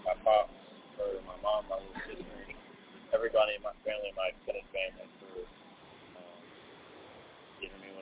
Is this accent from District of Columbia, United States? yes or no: yes; Washington, District of Columbia, United States; also born or lived in Atlanta, Georgia; raised in D.C.